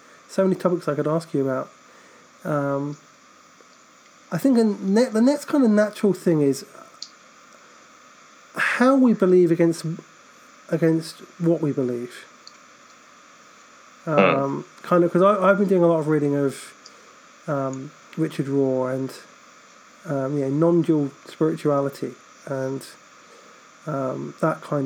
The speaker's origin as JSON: {"language": "English", "country": "United Kingdom", "said": "I'm a Brit."}